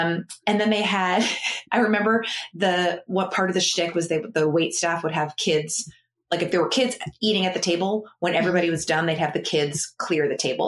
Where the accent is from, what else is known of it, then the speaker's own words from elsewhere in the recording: Massachusetts, United States; So I grew up in Massachusetts.